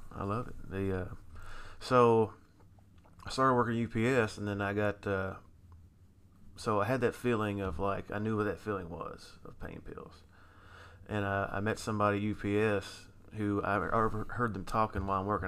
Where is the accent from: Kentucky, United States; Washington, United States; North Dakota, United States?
Kentucky, United States; Louisville; I grew up in Louisville, Kentucky, still here in, in Louisville, Kentucky.